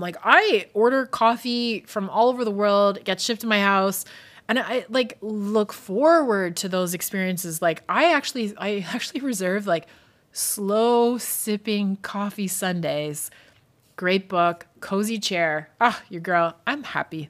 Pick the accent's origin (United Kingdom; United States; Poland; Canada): United Kingdom; Scotland; moved away; I grew up in Scotland